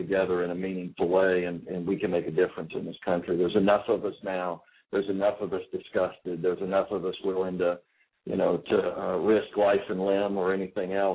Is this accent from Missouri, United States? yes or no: no; Texas, United States; I am from Texas